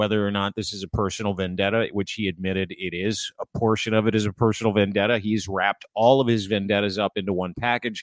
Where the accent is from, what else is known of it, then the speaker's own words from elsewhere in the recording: Canada; I am Canadian first